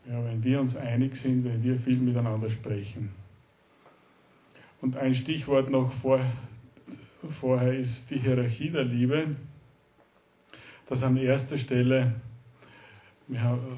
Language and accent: German; Styria, Austria; now in Salzburg, Austria; wir sind gebürtige Steirer, leben in Salzburg, in Österreich und ich arbeite in Salzburg.